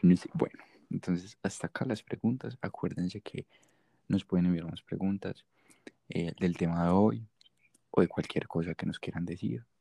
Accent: Medellín, Antioquia, Colombia; accent: paisa; no soy gringo. Soy de Medellín, Colombia.

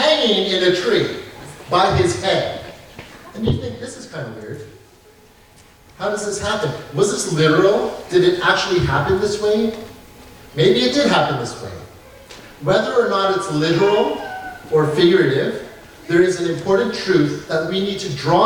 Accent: Canada; I believe that I am a Canadian, so I live as a Canadian

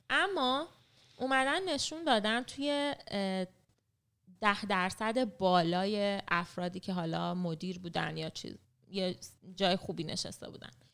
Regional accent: Iran; moved away as an adult; من خودم مثلا 18 سالم که بود تنهایی از خانواده رفتم از ایران

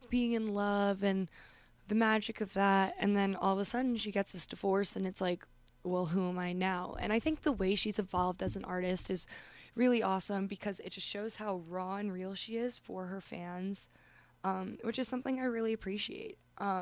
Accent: Westchester, New York, United States; I hail from Westchester, New York

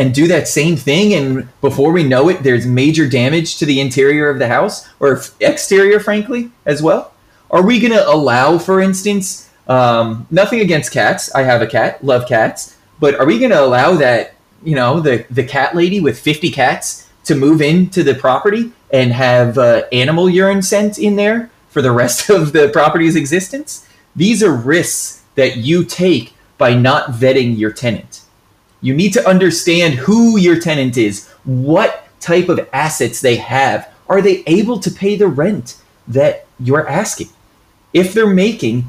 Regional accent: Florida, United States; I'm from Florida

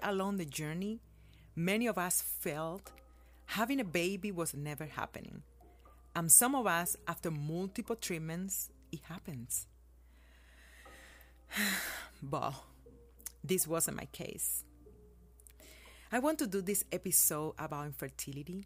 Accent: Cuba; born or raised there; now in United States

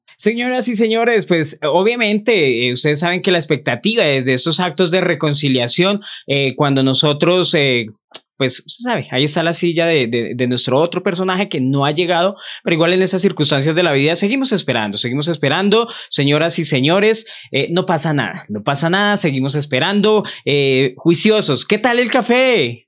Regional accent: Bogotá, Colombia; donde yo vivía, que crecí obviamente en Santa Librada, más arriba, eran potreros, antes de que hubieran todos esos barrios, Alfonso López

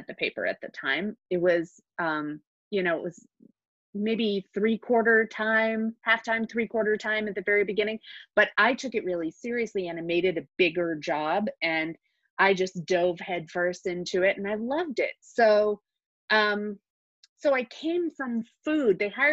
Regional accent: D.C., District of Columbia, United States; moved away as an adult; now in Albuquerque, United States; I grew up outside of Washington, D.C.

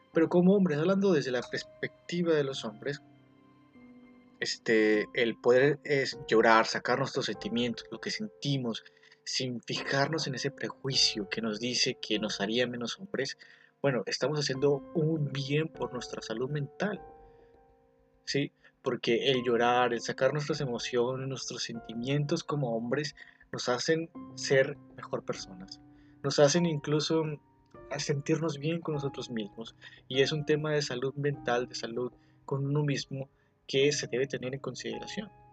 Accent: Mexico; Como mexicanos, pues tenemos nuestros errores

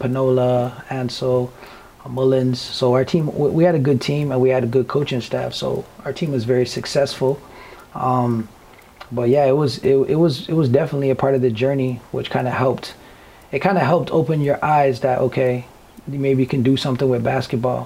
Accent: Toronto, Ontario, Canada; growing up in Scarborough

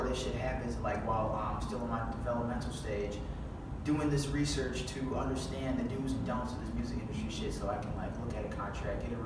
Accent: Chicago, Illinois, United States; I'm a Chicagoan

